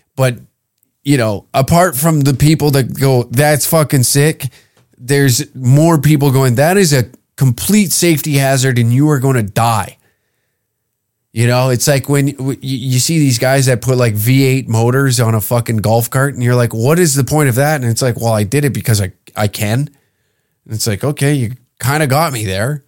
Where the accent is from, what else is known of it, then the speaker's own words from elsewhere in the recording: Canada; a Canadian